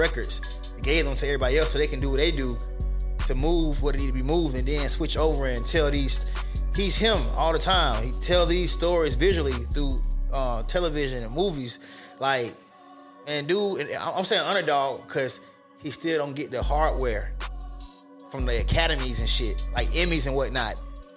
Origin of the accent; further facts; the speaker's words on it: Atlanta, Georgia, United States; I'm a Southern nigga. I'm from Atlanta.